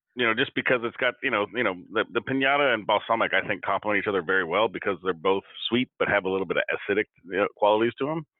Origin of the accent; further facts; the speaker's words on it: Seattle, Washington, United States; I'm from Washington, I'm from Seattle, I'm from here, and you know, I grew up with apples